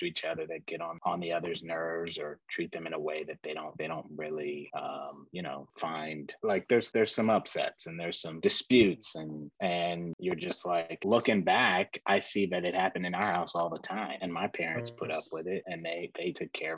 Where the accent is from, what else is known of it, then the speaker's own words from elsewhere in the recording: Houston, Texas, United States; Texas. We grew up in Houston, so, Texas.